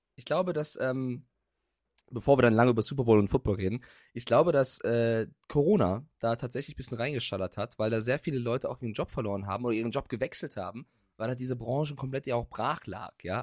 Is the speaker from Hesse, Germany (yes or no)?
yes; Frankfurt, Hesse, Germany; moved away; bei meiner Heimat Frankfurt